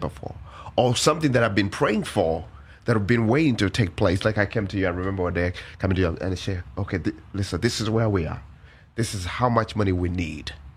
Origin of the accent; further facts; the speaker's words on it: Uganda; born and raised in Uganda.